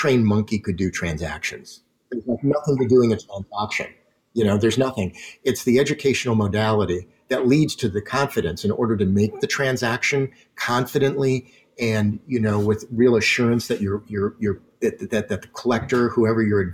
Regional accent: Detroit, Michigan, United States; moved away; being from Detroit originally, which is, you know, my hometown

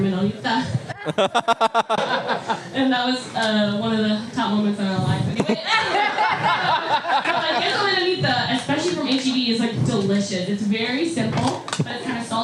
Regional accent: near the Navajo reservation, Southwest, United States; I grew up near the Navajo reservation

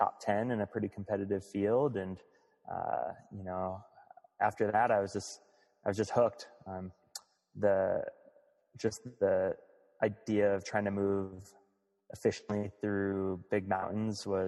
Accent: Northeast Ohio, United States; moved away as an adult; now in Missoula, United States; my first competitive sport was playing baseball in Northeast Ohio growing up

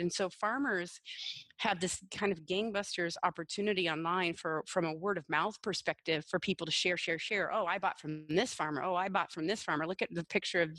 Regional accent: Washington, United States; in Washington State alone, which is my home state

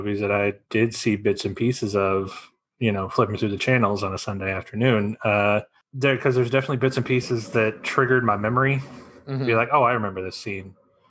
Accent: United States; as you know, I'm an American

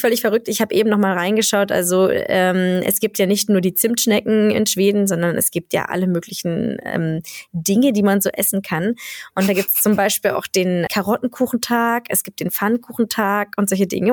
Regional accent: Germany; now in Sweden; für mich ist es als Deutsche

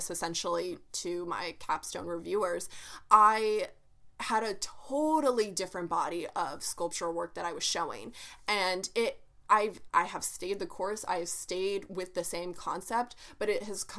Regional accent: Oklahoma, United States; Me and Bianca were born and raised in Oklahoma

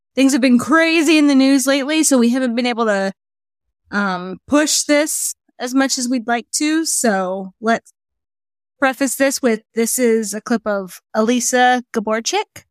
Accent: United States; we're American

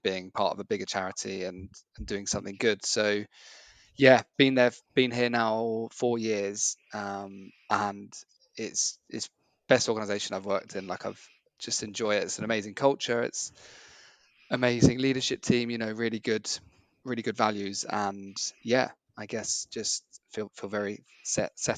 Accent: Cambridge, East of England, United Kingdom; being from Cambridge, I felt like I had to do my hometown half

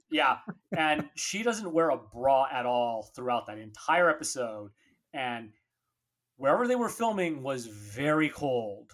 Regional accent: San Diego, California, United States; I grew up here down in San Diego

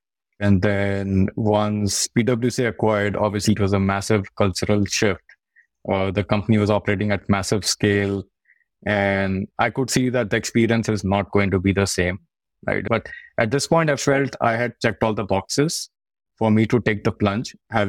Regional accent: India; moved away as an adult; So he offered a couple of us in the department because he knew like we are just moved from India. We don't have a lot of resources.

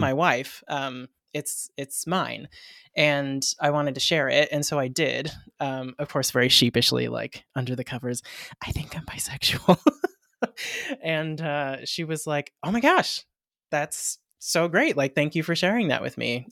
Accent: Hawaii, United States; I'm Hawaiian myself

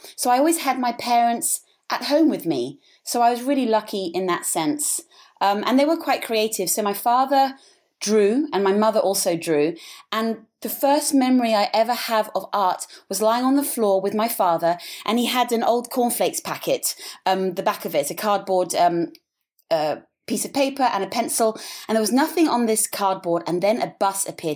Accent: England, United Kingdom; moved away as an adult; also born or lived in Africa / Switzerland; now in Sydney, Australia; I was born in Africa, and when I was three, I moved back to England

